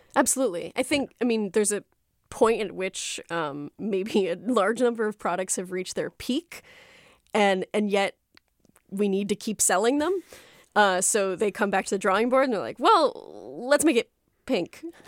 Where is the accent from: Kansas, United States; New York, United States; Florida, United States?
Florida, United States; South; when I was growing up in South Florida